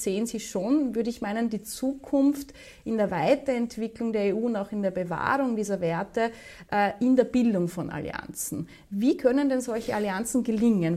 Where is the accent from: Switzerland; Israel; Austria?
Austria; Wir sind außerdem ein sehr, sehr kleines, noch dazu neutrales Land